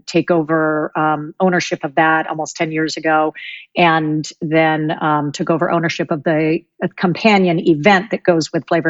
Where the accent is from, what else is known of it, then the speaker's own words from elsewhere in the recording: California, Oregon, West Coast, United States; now in East Coast, United States; I grew up on the West Coast and California, Oregon